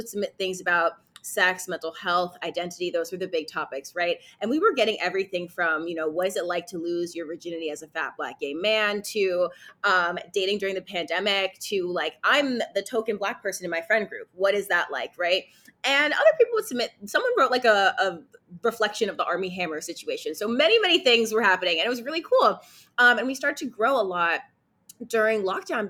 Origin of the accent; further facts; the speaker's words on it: New York City, New York, United States; I'm a native New Yorker, I'm from Brooklyn, born and raised